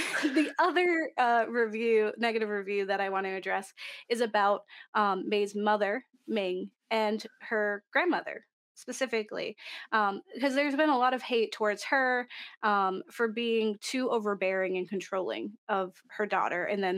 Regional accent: Canada; I'm not Asian, although I am Canadian

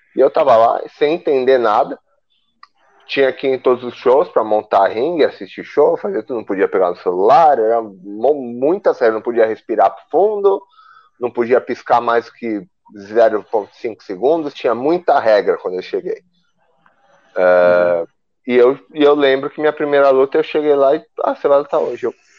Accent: Brazil; moved away; eu sou brasileiro, minha cultura é brasileira.

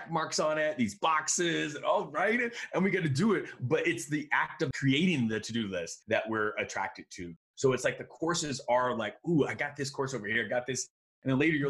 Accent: Miami, Florida, United States; also born or lived in Chicago; I grew up in Miami, but I was born in Chicago and all my family's there.

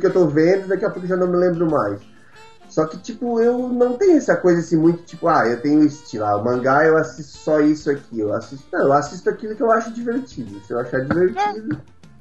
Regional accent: Criciúma, Santa Catarina, Brazil; eu sou de Criciúma, Santa Catarina

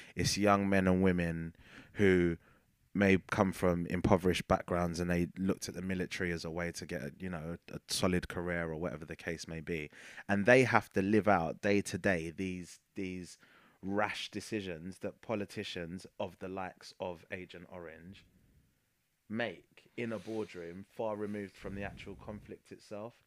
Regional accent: United Kingdom; as a British ci-, citizen

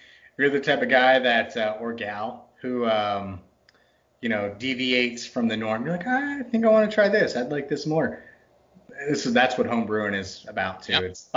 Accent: Texas, United States; also born or lived in Northern United States; now in Pacific Northwest, United States; It's the Texas in me. It's butchered my accent so much. I'm a Yankee by birth. I grew up in Texas.

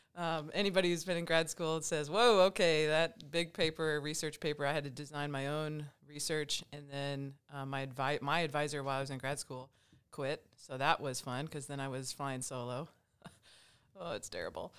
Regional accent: Angola, Indiana, United States; I grew up in Angola, Indiana

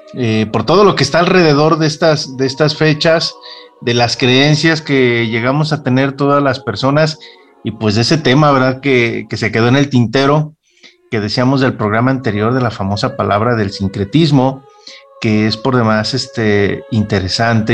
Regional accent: Mexico; parte de mi historia como, como mexicano.

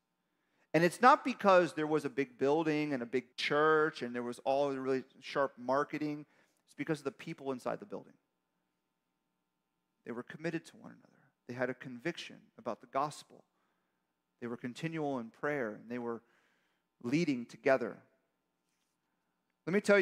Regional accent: Miami, Florida, United States; I'm from Miami

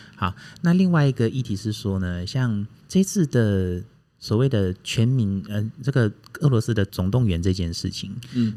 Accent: Taiwan

